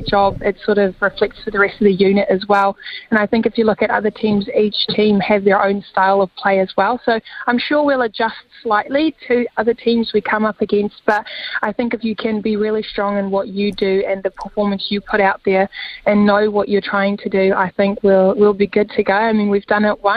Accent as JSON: {"language": "English", "country": "South Africa", "moved": "yes", "lives_now": "New Zealand", "said": "I'm going to play in my home country, possibly against my home country as well"}